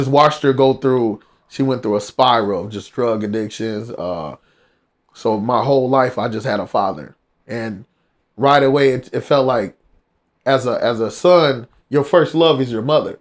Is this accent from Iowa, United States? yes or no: yes; Iowa, United States; moved away as an adult; now in California, United States; I'm from Iowa, by the way, so a small little town in Iowa